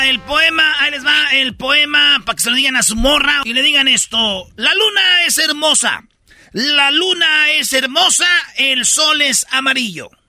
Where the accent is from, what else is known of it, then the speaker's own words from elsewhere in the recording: Michoacán, Mexico; Yo soy, pues, de Michoacán. Somos de Michoacán